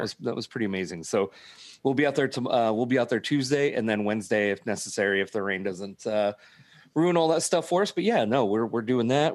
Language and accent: English; Dawson County, Nebraska, United States; I'm actually a Dawson County guy